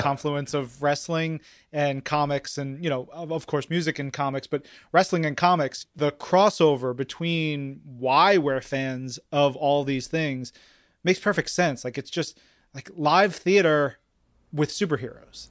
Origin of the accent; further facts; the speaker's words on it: New York, United States; I come from, I grew up in New York